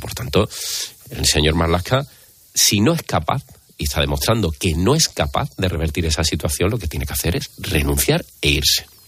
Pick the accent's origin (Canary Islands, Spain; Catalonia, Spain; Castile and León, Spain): Catalonia, Spain; Barcelona; now in Andalusia, Spain; soy barcelona de nacimiento y tengo familia allí y algo conozco aquello